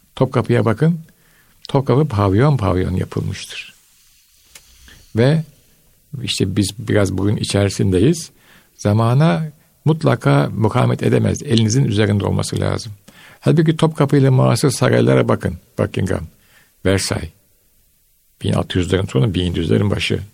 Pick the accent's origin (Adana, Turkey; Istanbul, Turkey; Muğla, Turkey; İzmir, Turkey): Istanbul, Turkey; moved away as an adult; ben İstanbul'da Beyazıt'ta büyüdüm.